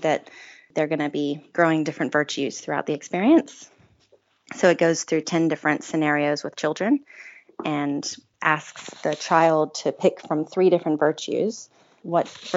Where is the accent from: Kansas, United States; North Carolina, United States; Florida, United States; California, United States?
North Carolina, United States; Asheville; I grew up in Asheville, North Carolina, in the U.S.